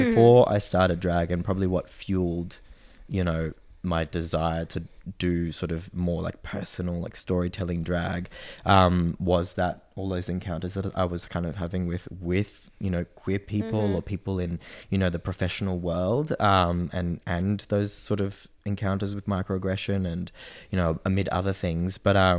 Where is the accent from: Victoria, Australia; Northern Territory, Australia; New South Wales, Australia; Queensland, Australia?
New South Wales, Australia; Sydney; oh, well, my mom is Japanese, but I was born in Sydney.